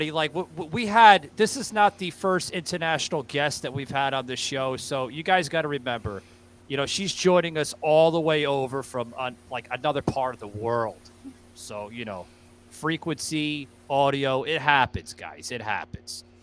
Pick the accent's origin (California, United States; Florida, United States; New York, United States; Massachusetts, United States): New York, United States; New York City; accent: New York; now in US South; I was I was born and raised in Queens, New York, guys. But even being down in the South now here in the states